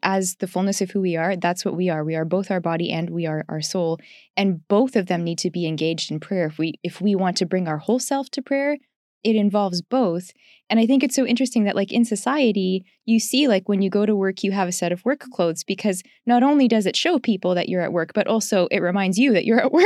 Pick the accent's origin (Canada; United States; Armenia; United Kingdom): Canada; I'm from Canada